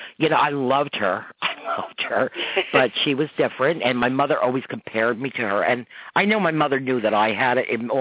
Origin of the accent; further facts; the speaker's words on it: Croton, United States; now in Riverpoint, United States; I'm from Croton, living in Riverpoint.